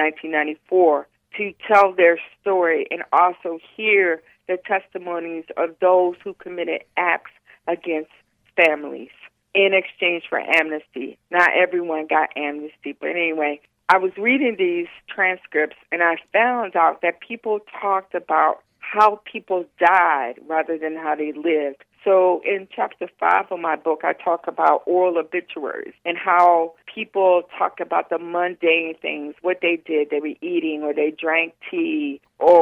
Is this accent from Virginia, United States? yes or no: yes; Kilmarnock, Virginia, United States; moved away; also born or lived in Lincoln, Nebraska; My hometown is Kilmina, Virginia.